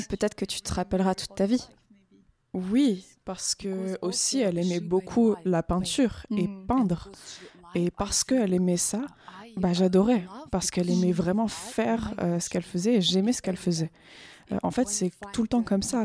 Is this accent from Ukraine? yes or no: yes; Ukraine; now in Switzerland; une fois que je suis partie de l'Ukraine